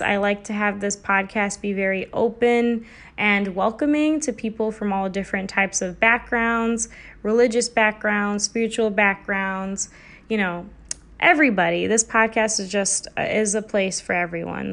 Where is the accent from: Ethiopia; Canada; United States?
United States; I come from a South Asian cultural background, but I was also born and raised in America.